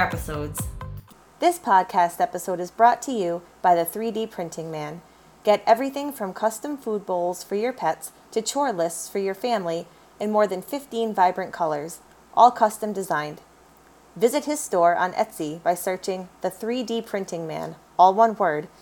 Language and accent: English; Rhode Island, United States; my hometown in Rhode Island